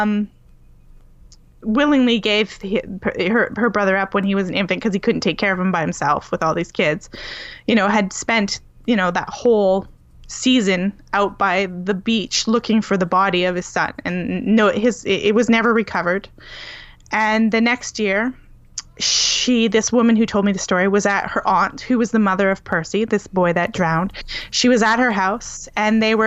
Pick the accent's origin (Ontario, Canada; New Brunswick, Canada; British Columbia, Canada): New Brunswick, Canada; on the East Coast of Canada, where I was born in New Brunswick.